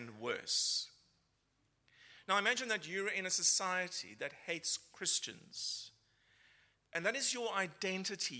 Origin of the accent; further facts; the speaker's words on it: Cape Town, Western Cape, South Africa; moved away as an adult; I'm originally from Cape Town in South Africa, been here for nearly 14 years. I don't think my accent has changed